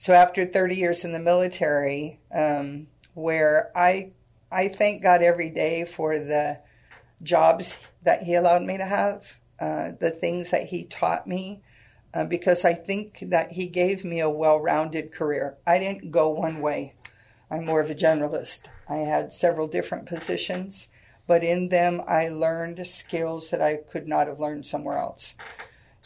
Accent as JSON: {"language": "English", "town": "Sacramento", "region": "California", "country": "United States", "tie": "born or raised there", "moved": "yes", "lives_now": "San Antonio, United States", "said": "I was born and raised in Sacramento, California."}